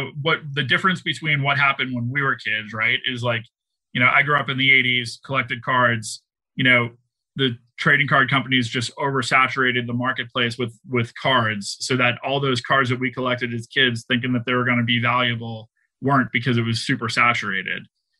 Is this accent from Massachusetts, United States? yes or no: yes; Boston, Massachusetts, United States; You know, I'm from Boston, so I'm going to use Tom Brady as an example.